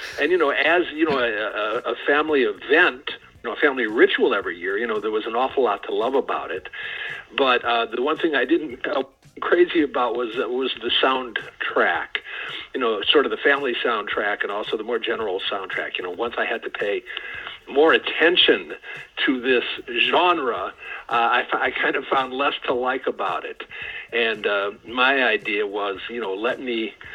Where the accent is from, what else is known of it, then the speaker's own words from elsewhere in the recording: Detroit, Michigan, United States; also born or lived in Brooklyn, New York; I grew up in Detroit